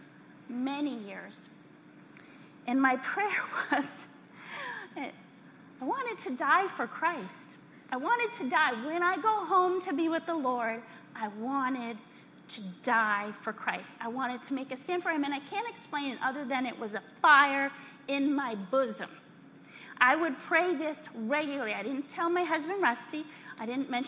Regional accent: Texas, United States; We're from Texas.

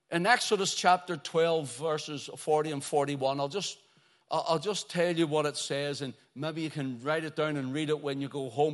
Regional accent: Belfast, Northern Ireland, United Kingdom; growing up in Belfast

